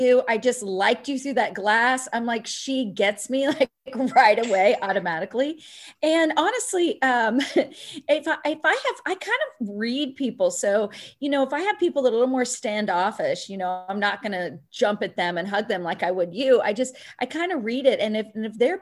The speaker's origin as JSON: {"language": "English", "town": "Pittsburg", "region": "Kansas", "country": "United States", "tie": "born or raised there", "said": "I grew up in Pittsburgh, Kansas"}